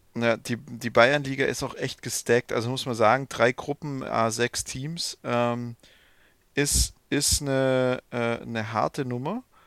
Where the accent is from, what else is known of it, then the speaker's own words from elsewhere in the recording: Swabia, Germany; now in Bavaria, Germany; so als Schwabe, als Exilschwabe